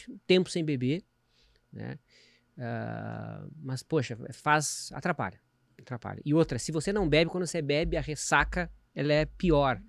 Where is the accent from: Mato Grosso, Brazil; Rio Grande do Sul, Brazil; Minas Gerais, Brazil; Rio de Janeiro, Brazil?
Rio Grande do Sul, Brazil; eu sou gaúcho